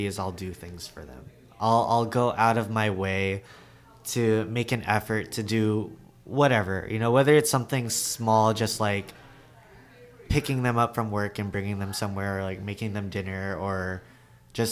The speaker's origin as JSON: {"language": "English", "town": "Los Angeles", "region": "California", "country": "United States", "tie": "born or raised there", "said": "I'm born and raised in LA. My parents are Filipino"}